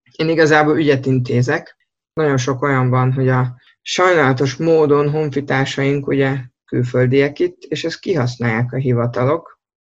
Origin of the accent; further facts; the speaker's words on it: Budapest, Hungary; moved away as an adult; also born or lived in Tyrol, Austria; Budapesten születtem sok-sok évvel ezelőtt. Az első 22 évemet ott is töltöttem el, ott érettségiztem